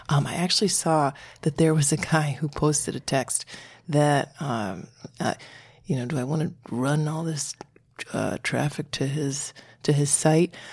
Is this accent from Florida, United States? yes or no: no; Connecticut, United States; I'm from Connecticut.